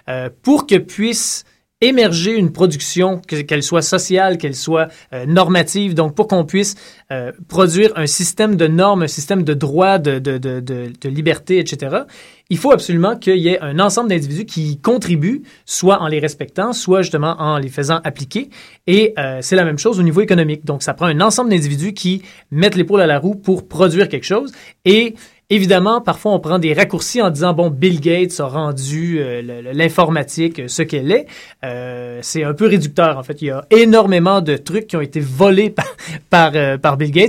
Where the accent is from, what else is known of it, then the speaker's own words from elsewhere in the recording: Saint-Tite, Quebec, Canada; je viens de Saint-Tite.